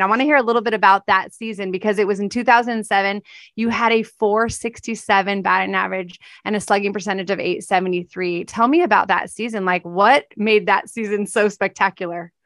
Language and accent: English; California, United States; I'm from Cal-, California